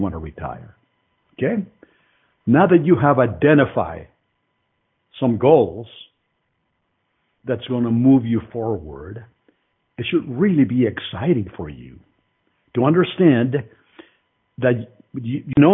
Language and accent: English; Mexico City, Mexico; now in United States; I was born in Mexico City, economically disadvantaged country and family